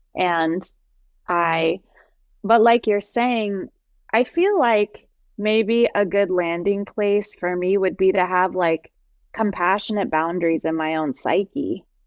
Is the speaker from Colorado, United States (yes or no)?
no; New Jersey, United States; I'm from New Jersey, I don't know if it's because I'm Persian